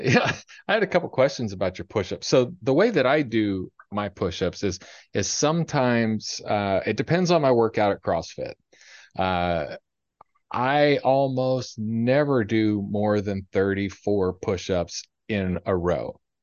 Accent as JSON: {"language": "English", "region": "Ohio", "country": "United States", "tie": "born or raised there", "moved": "yes", "said": "I grew up in Ohio"}